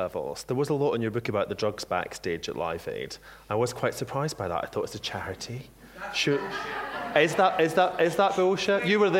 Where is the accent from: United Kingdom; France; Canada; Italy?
United Kingdom; Scotland; I'm the Scottish Speaker of the Month in Waterstones